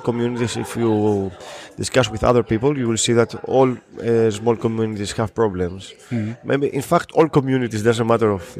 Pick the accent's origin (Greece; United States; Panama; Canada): Greece; I'm from Greece